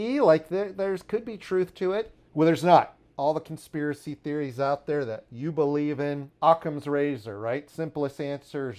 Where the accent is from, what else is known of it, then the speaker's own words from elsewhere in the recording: Washington, District of Columbia, United States; now in New York City, United States; the DC punk scene growing up in Washington, D.C.